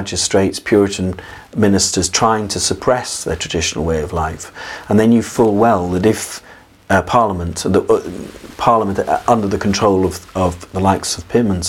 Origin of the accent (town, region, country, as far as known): England, United Kingdom